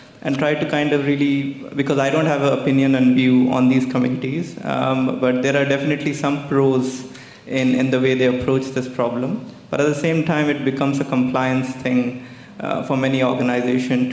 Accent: India; moved away as an adult; now in United Kingdom; I am born and brought up in India, so I'm very new here. It's been 2 years.

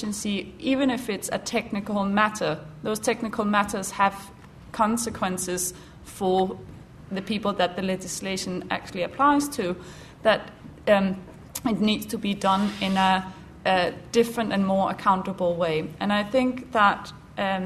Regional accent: Denmark; now in United Kingdom; I'm from Denmark

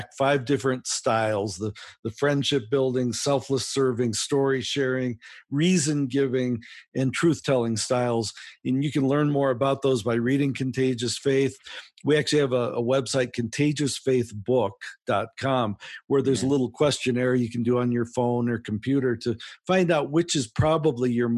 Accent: United States; accent: American; I am from America

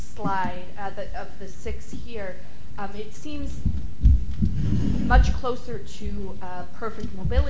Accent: United States; having grown up in the U.S.

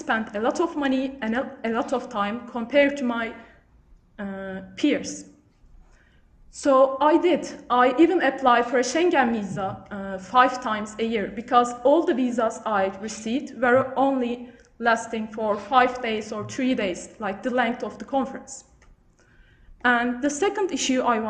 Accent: Turkey; first language Turkish; English is a second language; moved away as an adult; also born or lived in United Kingdom; I'm from Turkey where I also did my undergrad studies.

